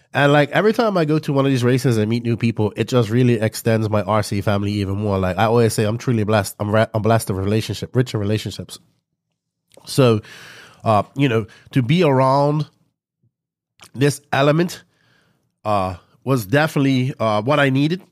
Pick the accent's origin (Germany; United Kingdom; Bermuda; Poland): Bermuda; accent: Bermudian; my people from Bermuda be able to talk in my full Bermudian accent